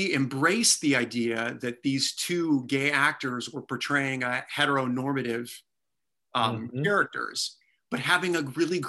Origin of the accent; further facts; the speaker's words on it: Michigan, United States; I grew up in a non-Utah Mormon family, you know, growing up in Michigan.